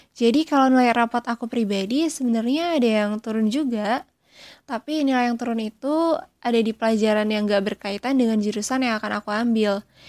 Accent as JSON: {"language": "Indonesian", "area": "Tanggamus Regency", "region": "Lampung", "country": "Indonesia", "said": "Aku berasal dari daerah Lampung, Kabupaten Tagamus"}